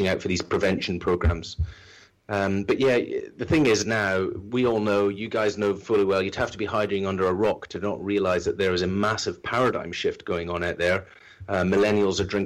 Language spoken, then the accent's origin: English; islands off the west coast of Scotland, United Kingdom; now in London, United Kingdom; being Scottish and from the islands off the west coast of Scotland